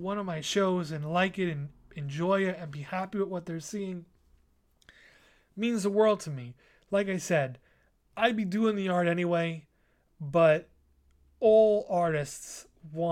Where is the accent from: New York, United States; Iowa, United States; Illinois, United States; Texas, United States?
New York, United States; New York City; I had my first art show on Staten Island in my hometown, right in my neighborhood